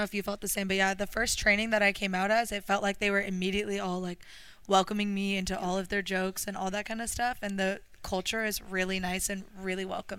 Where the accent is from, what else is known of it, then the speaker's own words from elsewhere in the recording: Orange County, California, United States; moved away as an adult; now in Melbourne, Australia; I'm from Orange County, California.